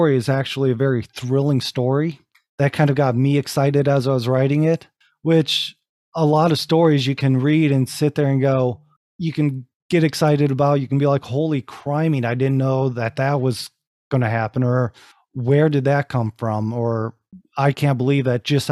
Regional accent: Rising Sun, Ohio, United States; moved away; back in my hometown, back in my actual family property

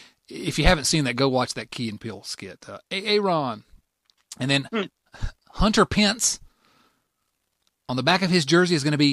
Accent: Canada; I'm Canadian. I remember as a student in Canada, waking up, going to school on the 11th day in the 11th month at the 11th hour

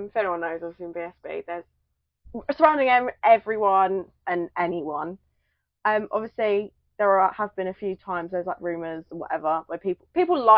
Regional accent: Kent, South East England, United Kingdom; I grew up in Kent

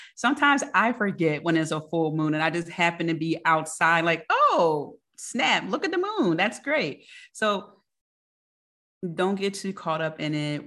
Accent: Philadelphia, Pennsylvania, United States; I'm from Philly

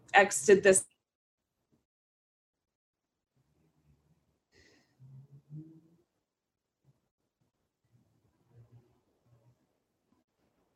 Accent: Brevard, North Carolina, United States; moved away; I actually grew up in a very small town in North Carolina.

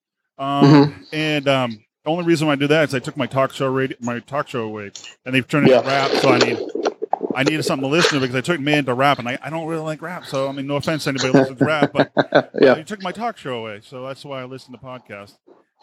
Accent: Boston, Massachusetts, United States; accent: Boston; my Boston accent

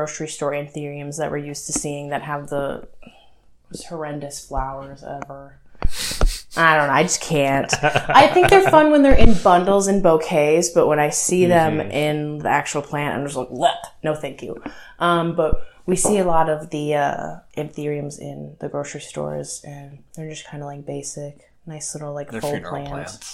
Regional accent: Midwest, United States; we're from the Midwest, so we say everything way dramatic

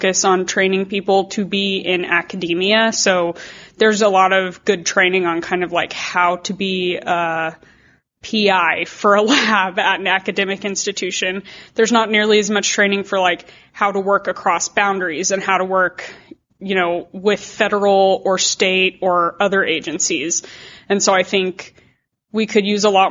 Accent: New Mexico, United States; I come from New Mexico, which is incredibly dry, except for this year, but generally very dry. And so I grew up with drought.

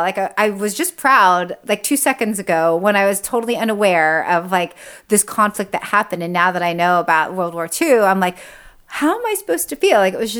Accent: California, United States; like being Japanese American, growing up in Orange County, in white Orange County was so like difficult because like, Japanese are very proud people.

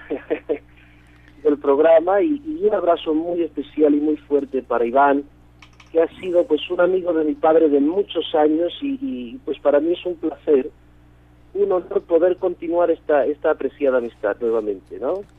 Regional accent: Mexico; De mi infancia, parte de mi infancia la pasé en México

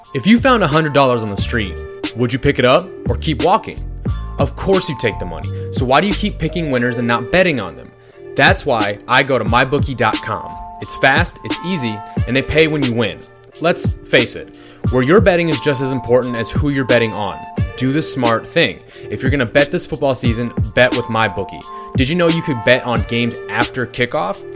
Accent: Midwest, United States; moved away; I'm from the Midwest, so coming down to the South

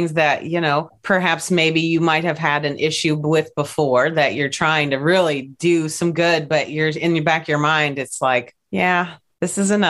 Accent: Appalachia, United States; And I'm definitely from Appalachia. I like to say it like that.

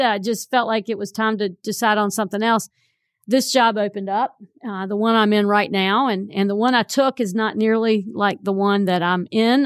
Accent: Burlington, North Carolina, United States; I grew up in Burlington

